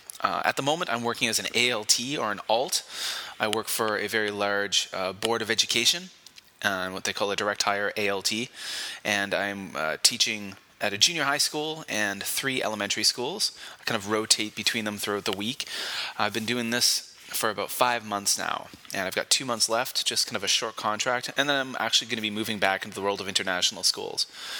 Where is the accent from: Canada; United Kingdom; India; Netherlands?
Canada; also born or lived in Korea; now in Kobe, Japan; I am a Canadian living and working in Japan. I currently live in Kobe, Japan, and at the moment I'm working in Osaka, Japan.